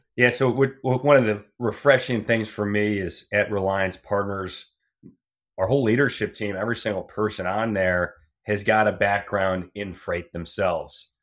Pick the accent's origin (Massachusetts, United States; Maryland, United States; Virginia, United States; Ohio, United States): Ohio, United States; Cleveland; moved away; also born or lived in Laredo, Texas / Cincinnati, Ohio; I grew up in Cleveland, went to the Fisher College of Business